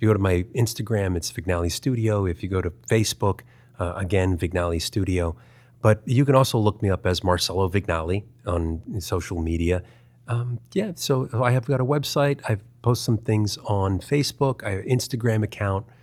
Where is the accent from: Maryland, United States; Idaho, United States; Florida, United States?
Maryland, United States; Baltimore; moved away; also born or lived in Culver City, California; I grew up in Baltimore, Maryland.